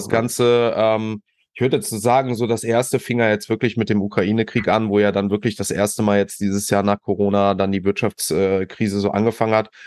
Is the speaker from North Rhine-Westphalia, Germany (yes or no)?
yes; Düsseldorf, North Rhine-Westphalia, Germany; als Düsseldorfer